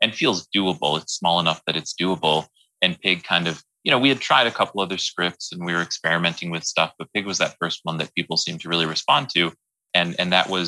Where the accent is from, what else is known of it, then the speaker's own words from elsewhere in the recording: Wisconsin, United States; moved away; I'm from Wisconsin originally, and I adore my family